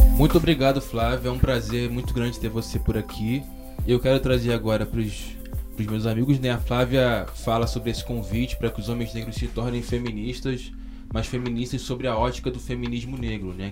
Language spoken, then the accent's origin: Portuguese; Baixada Fluminense, Rio de Janeiro, Brazil; eu sou da, da, da Baixada Fluminense, do, do é, Rio de Janeiro, que é um lugar pobre, né? e sobretudo negro, criado pela minha mãe